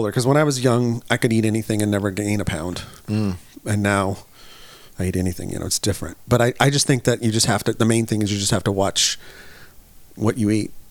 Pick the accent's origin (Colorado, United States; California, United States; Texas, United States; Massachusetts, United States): California, United States; No, because I grew up in the Bay Area. Cool. Yes, my home, home away from home.